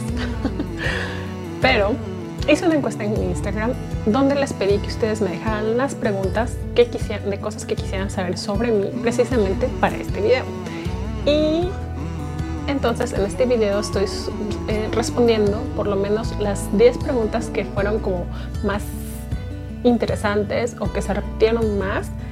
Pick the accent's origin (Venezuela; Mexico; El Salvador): Mexico; Guadalajara, Jalisco; soy tapatía, tierra del mariachi y el tequila